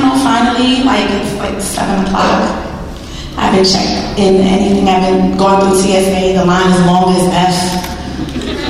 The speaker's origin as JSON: {"language": "English", "region": "New York", "country": "United States", "said": "I'm from New York"}